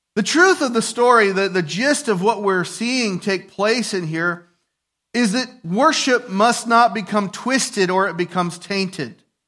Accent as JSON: {"language": "English", "country": "United States", "said": "I'm a patriot, I'm an American"}